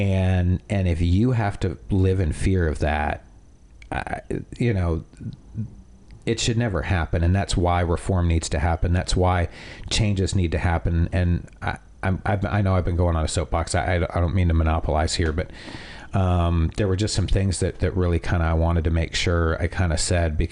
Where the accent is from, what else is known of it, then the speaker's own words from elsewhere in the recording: Canada; now in United States; I am Canadian